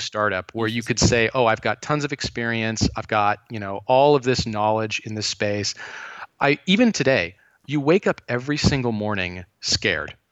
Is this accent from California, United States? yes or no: yes; Thousand Oaks, California, United States; I grew up in Thousand Oaks, California